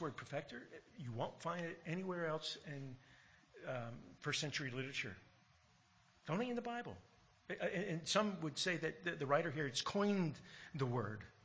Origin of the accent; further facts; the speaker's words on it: United States; now in Australia; growing up in America and hearing you know, all the American history